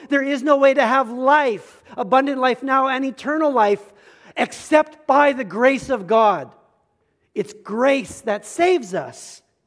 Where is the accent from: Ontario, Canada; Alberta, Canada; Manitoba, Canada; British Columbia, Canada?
Alberta, Canada; Medicine Hat; I grew up in Medicine Hat, Alberta